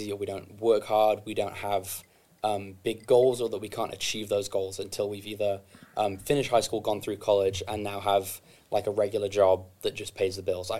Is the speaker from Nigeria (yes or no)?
no; England, United Kingdom; moved away; I'm from England